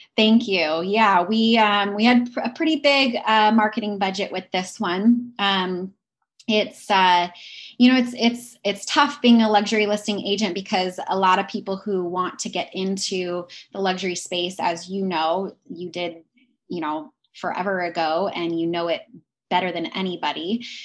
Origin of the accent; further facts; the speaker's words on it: Pacific Northwest, United States; I am originally from the Pacific Northwest